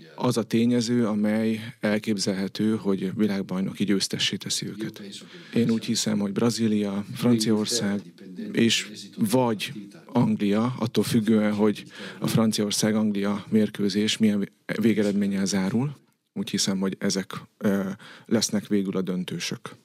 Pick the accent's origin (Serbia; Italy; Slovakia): Italy; moved away as an adult; now in Hungary; én olasz vagyok